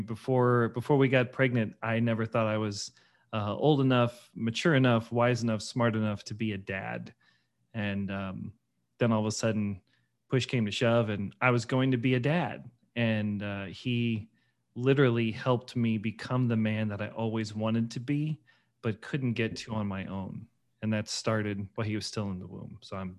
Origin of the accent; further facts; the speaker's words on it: Missouri, United States; I grew up in St. Louis County, not Christian.